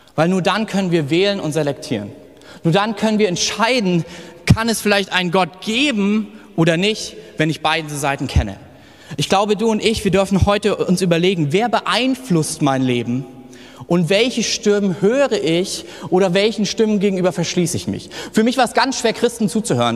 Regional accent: village near Kassel, North Hesse, Germany; moved away; ich bin auf dem Dorf 500, mit 500 Leuten in der Nähe groß geworden und im Nordhessen, da babbeln wir

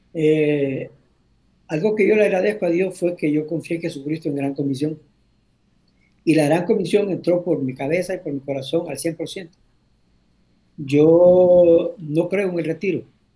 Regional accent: Tegucigalpa, Francisco Morazán, Honduras; moved away as an adult; also born or lived in Cantarranas, Honduras / Tatumbla, Honduras / La Ceiba, Honduras / Brazil; now in Dominican Republic; Soy un hondureño, nacido en Cantarranas. Eh, viví la mayor parte de mi vida en, en pueblos, viví en, Cantarranas, parte de mi niñez, después en Tatumbla, que está cerca a Tegucigalpa. Y de ahí, del sexto grado en adelante, pues estuve en, Tegucigalpa.

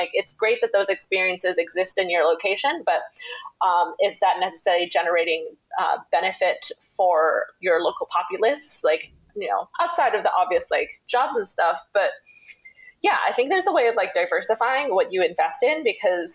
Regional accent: Chiang Mai, Thailand; moved away as an adult; also born or lived in London / New York; Chiang Mai is my hometown

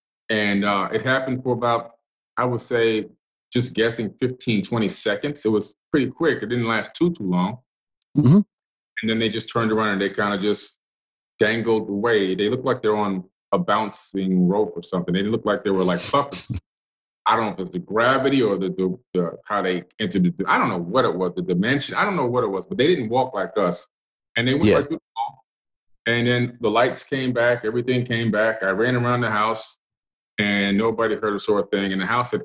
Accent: Miami, Florida, United States; moved away; also born or lived in Cambria Heights, Queens, New York; we moved from that nice suburb to Oak Block, Florida in Miami, which was a pretty hard area to live and grow up

